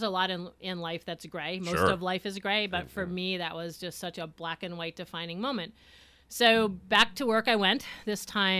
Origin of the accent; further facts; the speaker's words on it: Honesdale, Pennsylvania, United States; I was born and raised in Honesdale.